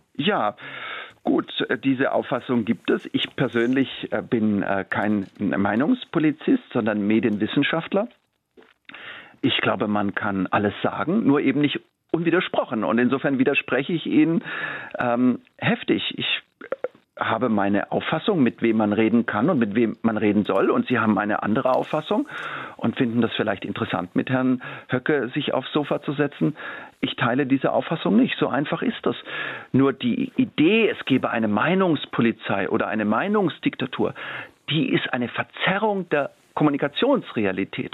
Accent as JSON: {"language": "German", "town": "Freiburg im Breisgau", "region": "Baden-Württemberg", "country": "Germany", "tie": "born or raised there", "moved": "yes", "lives_now": "Tübingen, Germany", "said": "Ich bin in Freiburg-Wiehre aufgewachsen, im Freiburg in Breisgau in einem äh, sehr, sehr grünen Viertel."}